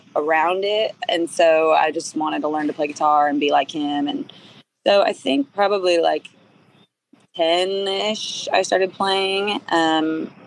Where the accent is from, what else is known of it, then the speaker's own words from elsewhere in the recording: Calistoga, California, United States; I'm from Calistoga. I'm from like this tiny town in Napa Valley called Calistoga.